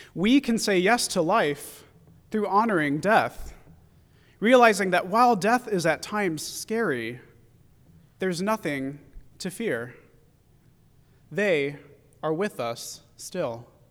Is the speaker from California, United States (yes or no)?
yes; San Francisco Bay Area, California, United States; growing up in the San Francisco Bay Area